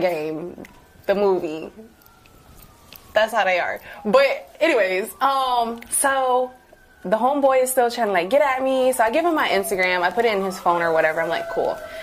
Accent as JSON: {"language": "English", "town": "New Orleans", "region": "Louisiana", "country": "United States", "moved": "yes", "said": "I'm from New Orleans. Um, shout out to the 504."}